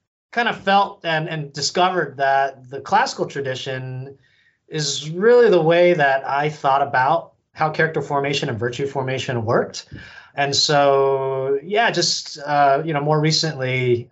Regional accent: San Francisco Bay Area, California, United States; moved away; my hometown out in the San Francisco Bay Area in California

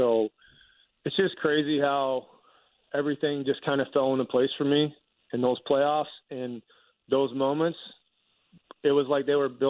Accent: Philadelphia, Pennsylvania, United States; And growing up in Philly and playing baseball at Kutztown University in 32 degrees wasn't a big factor for me. It actually felt more at home than pitching in the heat.

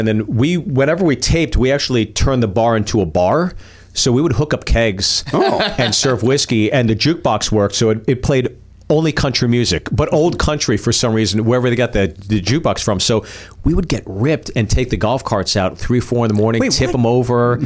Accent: Pittsburgh, Pennsylvania, United States; moved away; also born or lived in Freehold, New Jersey / Chicago, Illinois; And then I moved to Pittsburgh like around 9, 10, I guess. And so I consider my formative years back there.

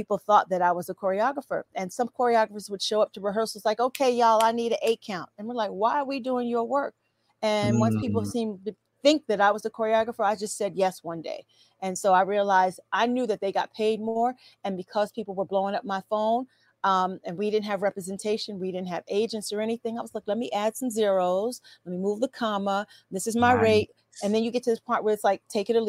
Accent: New York City, New York, United States; Mary and I are New York City girls, even though she's from YO, from Yonkers, and I'm from Queens

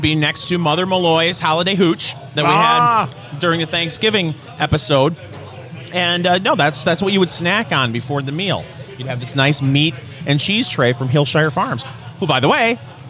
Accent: Saginaw, Michigan, United States; I grew up in Saginaw, Michigan

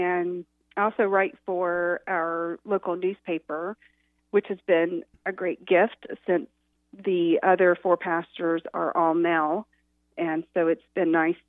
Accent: Boone, North Carolina, United States; now in Fishersville, United States; I grew up in Boone. I'm a mountain girl, and now I raise my family and my two girls in Fishersville, Virginia

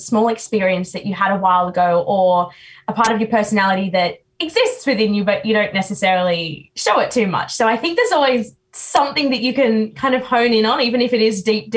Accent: New South Wales, Australia; I'm from New South Wales.

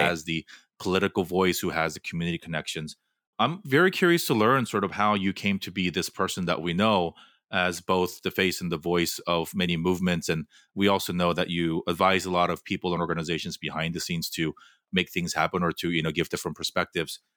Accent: Fullerton, California, United States; moved away as an adult; also born or lived in New York City / Los Angeles; I grew up in Fullerton

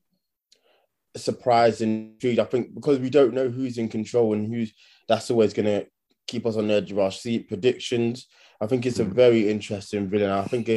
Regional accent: United Kingdom; we're actually British

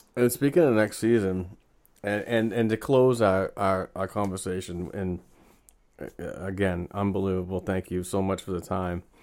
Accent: Amesbury, Massachusetts, United States; this is, this is where I live

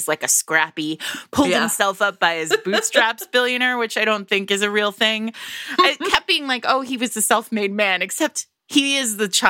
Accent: Providence, Rhode Island, United States; now in Brooklyn, United States; I am not from a posh place at all. I'm from Providence, Rhode Island. We're not posh there. So, and now I live in Brooklyn. We're really not posh here.

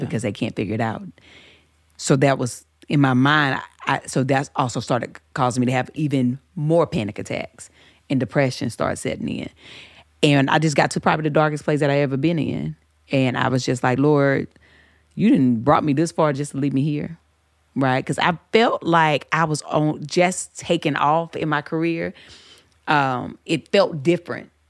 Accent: the South, United States; I grew up in the South.

